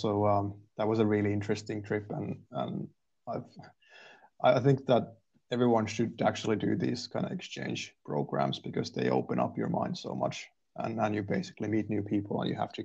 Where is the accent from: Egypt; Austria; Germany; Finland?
Finland; Turku, Southwest Finland; also born or lived in Raisio, Finland / Canada / England; I was born in Raisio, actually. And so that's quite a small town next to Turku. So I'm from there. But I've lived in Turku for most of my life so far.